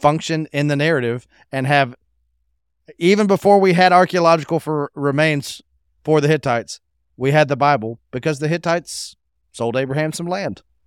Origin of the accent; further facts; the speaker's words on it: United States; growing up in America